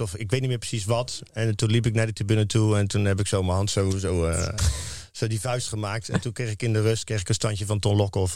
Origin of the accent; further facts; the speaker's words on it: Rotterdam, South Holland, Netherlands; als Rotterdammer